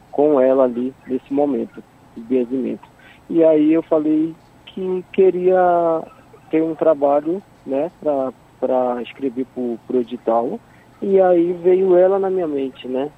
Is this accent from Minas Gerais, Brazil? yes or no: no; Manaus, Amazonas, Brazil; now in São Paulo, Brazil; sou é de Manaus